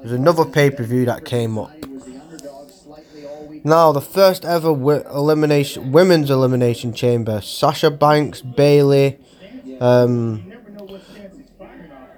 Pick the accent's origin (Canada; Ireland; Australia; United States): Ireland; also born or lived in Manchester; now in Oldham, United Kingdom; Hopefully I'm going to visit my native land, Ireland, soon. Brings a lot of good memories back. Cause that's where I started in Ireland, as I'm Irish.